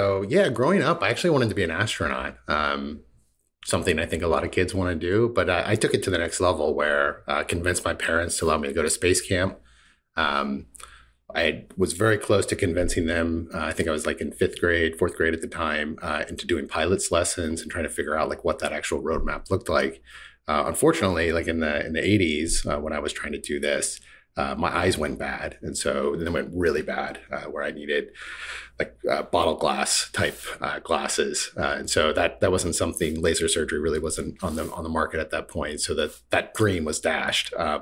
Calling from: West Hartford, Connecticut, United States; In West Hartford, Connecticut.

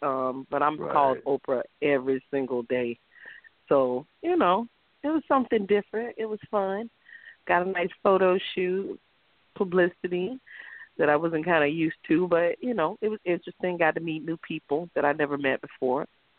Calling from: West Palm Beach, Florida, United States; I'm calling from West Palm Beach, Florida.

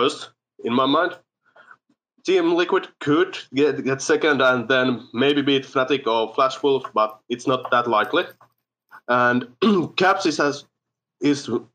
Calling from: Finland; I'm calling from Finland

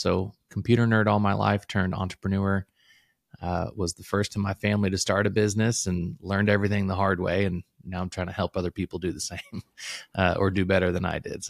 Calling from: Louisville, Kentucky, United States; I am calling in from Louisville, Kentucky. Or just a little bit outside of Louisville.

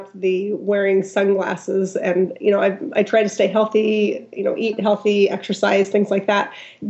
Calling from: Auburn, United States; I am calling from Auburn.

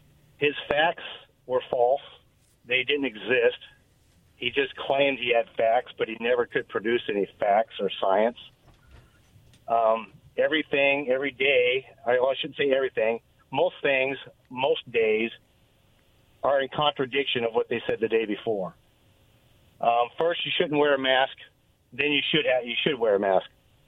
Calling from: Richland, Washington, United States; Hey, guys, it's … from Richland.

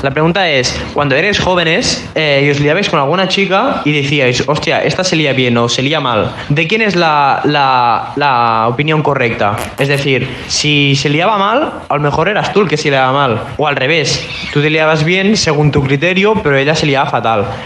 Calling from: Sabadell, Catalonia, Spain; de Sabadell y estamos aquí con los colegas y ha salido una duda.

